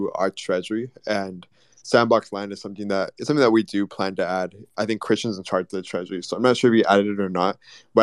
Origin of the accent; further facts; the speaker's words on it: Texas, United States; we're from Texas